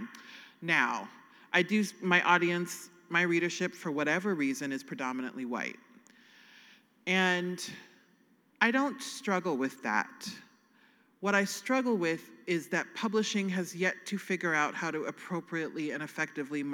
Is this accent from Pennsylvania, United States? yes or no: no; Nebraska, United States; I'm from Nebraska.